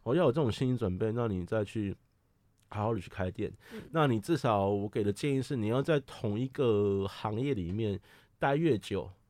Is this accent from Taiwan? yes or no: yes; Taipei, Taiwan; 我是东区人，哦，我从小就在这边出生长大